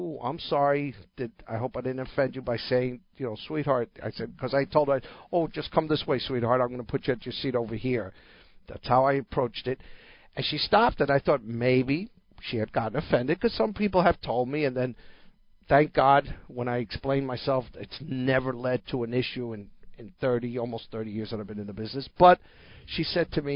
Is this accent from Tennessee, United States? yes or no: no; New Jersey, United States; I grew up hearing that in New Jersey